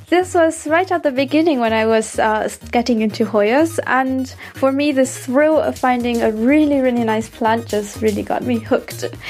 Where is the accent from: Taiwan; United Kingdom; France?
Taiwan; now in Stuttgart, Germany; I come from Taiwan and I currently live in Stuttgart, Germany.